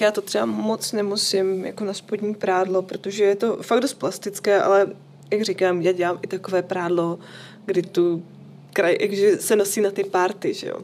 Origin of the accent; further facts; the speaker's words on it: Bohemia, Czechia; u nás v Čechách